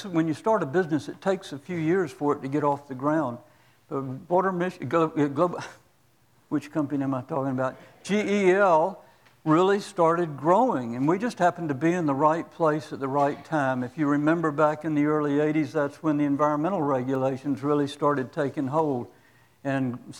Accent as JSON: {"language": "English", "region": "Central Florida", "country": "United States", "tie": "born or raised there", "also_born_or_lived": "New Jersey", "moved": "as an adult", "said": "I grew up in the Episcopal Church in a little town in Central Florida"}